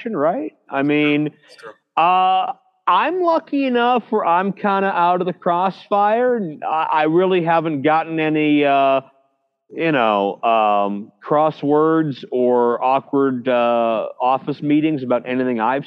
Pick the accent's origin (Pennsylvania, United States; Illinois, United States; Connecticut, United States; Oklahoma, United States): Pennsylvania, United States; Pittsburgh; my hometown of Pittsburgh, PA